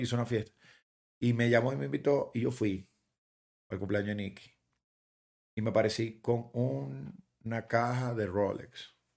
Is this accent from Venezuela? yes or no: yes; Guatire, Miranda, Venezuela; moved away as an adult; also born or lived in Caracas, Venezuela; now in Miami, United States; toda esa gente con la que me crié y guatire